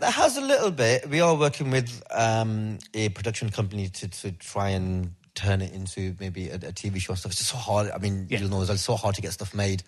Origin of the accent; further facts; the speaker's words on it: United Kingdom; me as a British Pakistani Pakistani lad